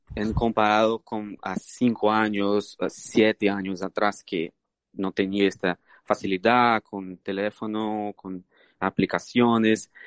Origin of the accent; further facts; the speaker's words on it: Brazil; Spanish is a second language; moved away; puedo decir que soy brasileño